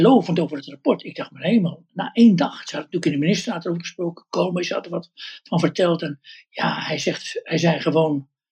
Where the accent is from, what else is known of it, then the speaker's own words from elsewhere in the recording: Westland, South Holland, Netherlands; bij ons in het Westland